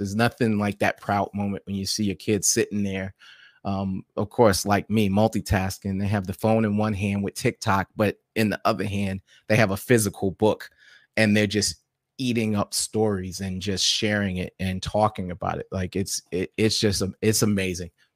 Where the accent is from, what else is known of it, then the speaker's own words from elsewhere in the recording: New York City, New York, United States; I was born and raised in New York City